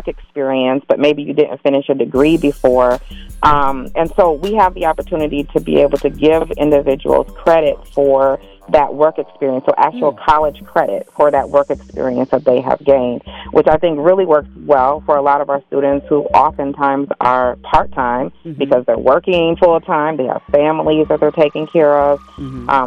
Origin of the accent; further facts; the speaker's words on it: Minneapolis, Minnesota, United States; I was born and raised in Minneapolis